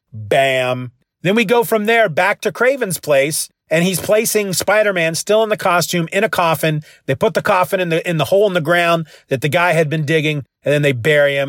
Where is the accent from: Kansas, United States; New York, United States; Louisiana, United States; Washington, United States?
Kansas, United States; I'm from Kansas